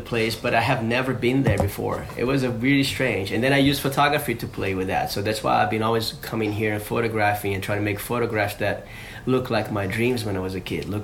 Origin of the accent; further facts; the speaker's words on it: Rio de Janeiro, Brazil; I grew up in Rio